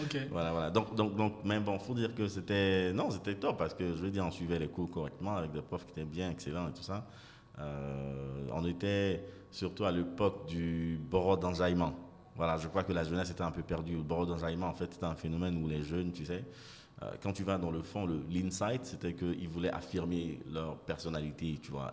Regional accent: Abidjan, Côte d’Ivoire; also born or lived in London / South Africa / Nigeria; Je suis ivoirien, donc né ici, grandi ici, et puis fini les études à Londres. Avant de revenir à Abidjan

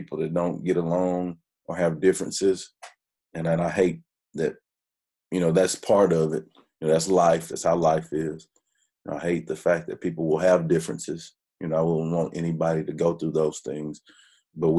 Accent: Hearne, Texas, United States; also born or lived in Dallas, Texas; I grew up in Hearn

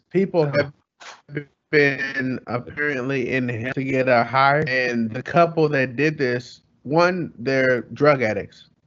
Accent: California, United States; So, all right, so we're all from Cali, right?

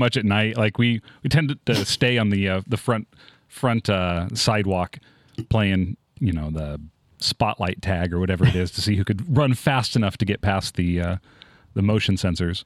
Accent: Tacoma, Washington, United States; moved away as an adult; also born or lived in East Texas; I'm from Tacoma.

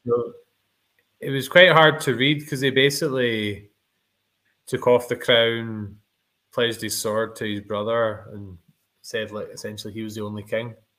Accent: Scotland, United Kingdom; we are two Scottish YouTubers

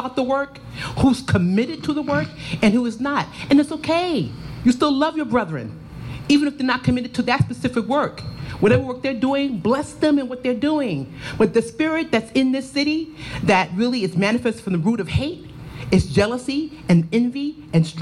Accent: New York City, New York, United States; now in Charlotte, United States; I was raised in Harlem, USA

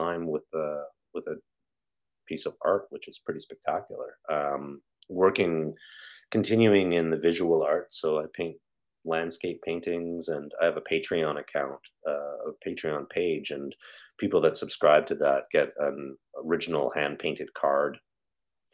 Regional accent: Calgary, Alberta, Canada; moved away as an adult; also born or lived in Toronto, Ontario; I'm from Calgary, Alberta

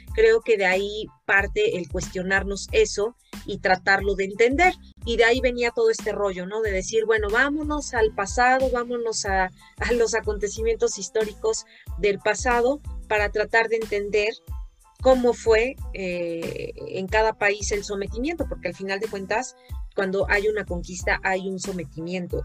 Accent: Mexico

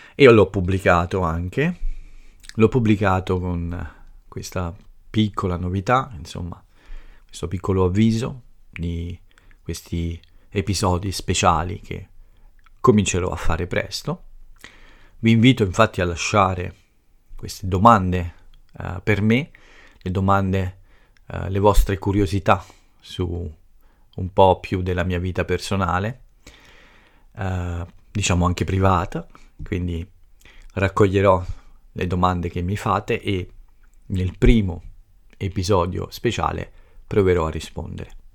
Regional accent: Italy; first language Italian; qui nel mio paese

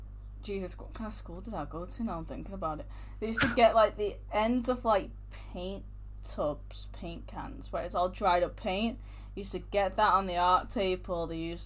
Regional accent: Manchester, North West England, United Kingdom; We're from Manchester

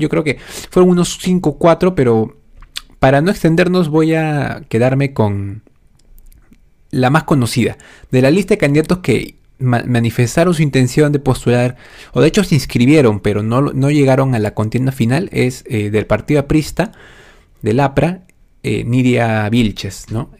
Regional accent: Lima, Peru; Soy un simple joven de 25 años, peruano, por supuesto, de nacimiento, de corazón. Ah, y si bien nací específicamente en Lima

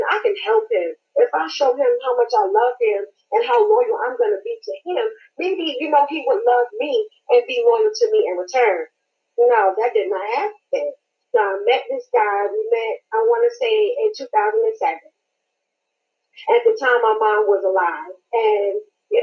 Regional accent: New York, United States; now in Jonesboro, United States; I'm originally from New York, but I reside in Georgia, Jonesboro.

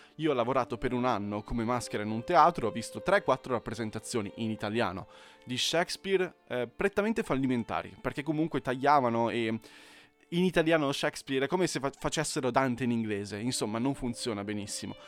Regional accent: Italy

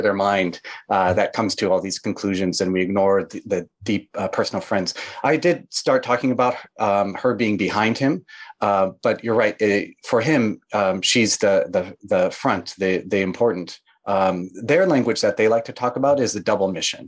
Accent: Midwest, United States; I grew up in the Midwest in the United States, a rural town.

